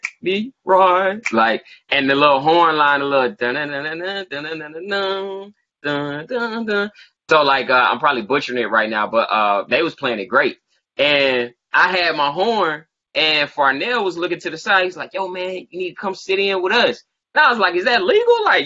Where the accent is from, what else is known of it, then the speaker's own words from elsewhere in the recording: Macon, Georgia, United States; I'm from Macon. So, like, growing up, you always heard about …